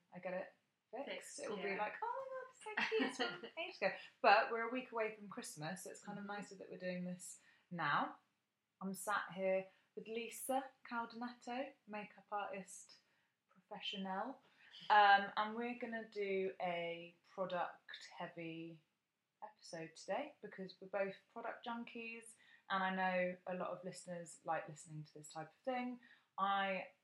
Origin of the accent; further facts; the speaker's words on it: Bath, South West England, United Kingdom; when I was growing up in Bath